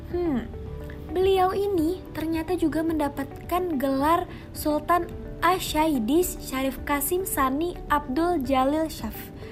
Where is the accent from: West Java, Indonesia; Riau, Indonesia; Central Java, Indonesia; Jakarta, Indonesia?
Riau, Indonesia; tradisi adat di daerah aku mas, yaitu di daerah Riau